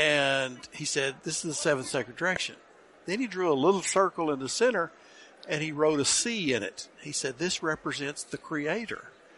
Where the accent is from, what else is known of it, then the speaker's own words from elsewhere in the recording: Oklahoma, United States; I grew up in Oklahoma on my grandmother's allotment of land that was given to her, taken away from her, then given back to her by the federal government.